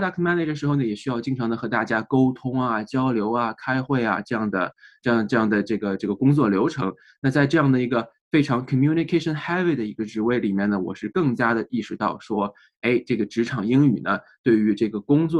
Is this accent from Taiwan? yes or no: no; China; now in United States; 哎，我是在中国出生长大，然后呢，在啊在读书期间呢，来到了美国，然后在美国啊，现在已经工作生活了啊十年左右了。